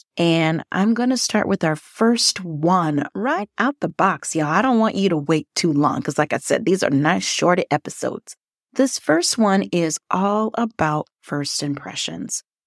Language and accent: English; Liberia; also born or lived in northern Minnesota; now in Minnesota, United States; Yes, I'm originally from Liberia, but I live in northern Minnesota